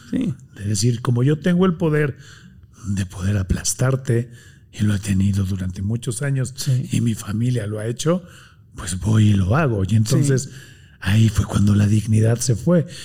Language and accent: Spanish; Tijuana, Baja California, Mexico; Yo soy de Tijuana. De Tijuana.